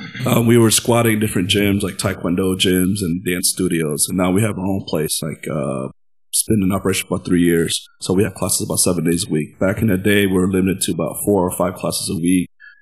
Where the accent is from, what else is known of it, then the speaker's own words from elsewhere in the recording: United States; moved away as an adult; now in Chengdu, China; I'm from the States. Yeah, I've been training since 2001.